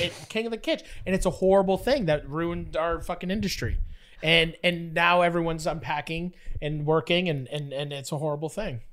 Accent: Fort Erie, Ontario, Canada; also born or lived in Buffalo, New York; I grew up in Fort Erie, and so it's like buffalo wings is like our, that's our whole entire thing.

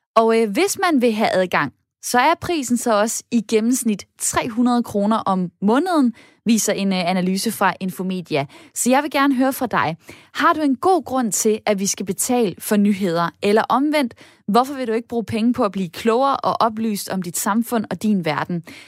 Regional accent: Denmark

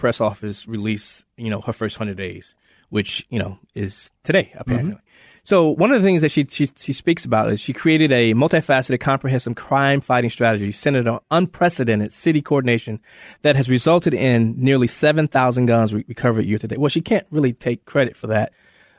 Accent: Chicago, Illinois, United States; I'm from the south side. I'm from Cabrini Green Housing Projects.

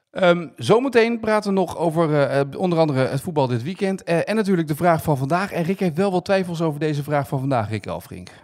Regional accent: Noordwijk, South Holland, Netherlands; moved away; VV Noordwijk, waar ik ben opgegroeid

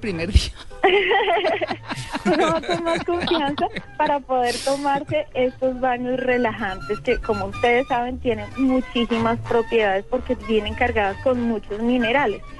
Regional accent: Bogotá, Colombia; como bogotana jamás había pasado por ahí

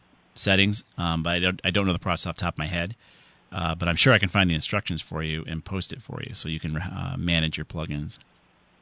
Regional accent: Southington, Connecticut, United States; Southington, my hometown

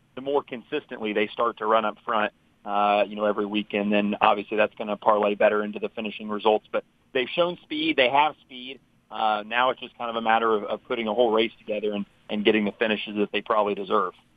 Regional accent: Indianapolis, Indiana, United States; I'm I'm originally from Indianapolis, and uh, so I've grown up, you know, going to the Indy 500

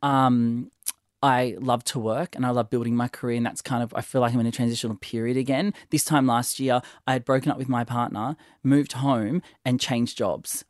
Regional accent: Sydney, New South Wales, Australia; growing up in Sydney, Catholic schools

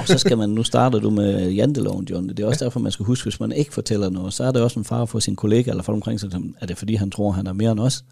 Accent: Denmark; som dansker

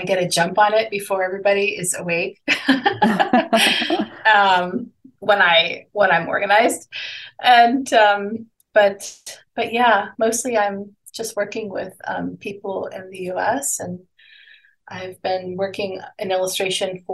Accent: Panama; moved away as an adult; also born or lived in United States; So I grew up in Panama, and I went to art school in the U.S.

